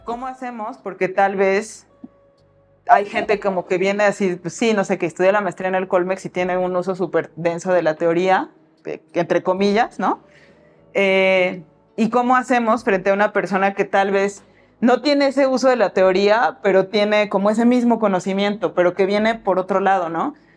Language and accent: Spanish; Mexico; vengo de Villajuapa